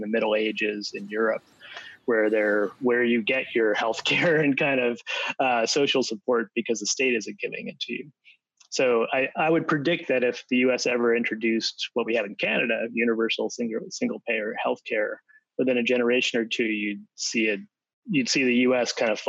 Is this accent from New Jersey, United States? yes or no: yes; New Jersey, United States; accent: Jersey; I'm American originally. Oh. So I'm from New Jersey originally. And I can pull out the Jersey accent.